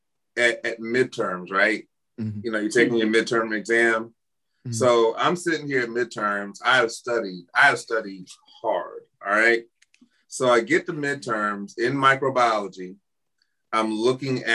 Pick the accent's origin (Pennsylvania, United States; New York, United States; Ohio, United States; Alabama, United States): Alabama, United States; moved away as an adult; I'm from Alabama.